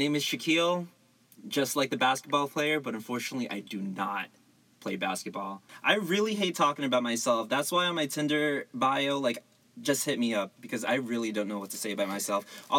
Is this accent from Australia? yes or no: no; Philippines; also born or lived in Jersey City, New Jersey, United States; now in Alameda, United States; Originally, I'm from Mambusa, Philippines, and then I moved to Jersey City, New Jersey.